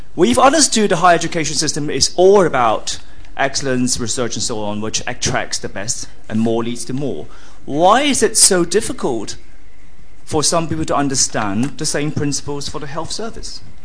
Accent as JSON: {"language": "English", "country": "United States", "said": "I am an American"}